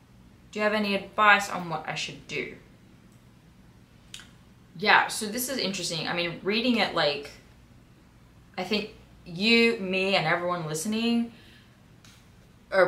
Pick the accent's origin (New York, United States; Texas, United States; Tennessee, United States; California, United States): New York, United States; I got an internship that takes place in Las Vegas. I'm from New York